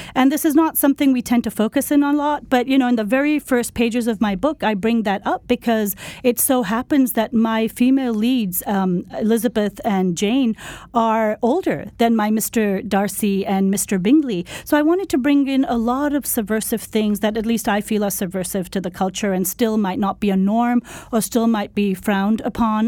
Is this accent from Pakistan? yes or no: yes; Pakistan; born or raised there; moved away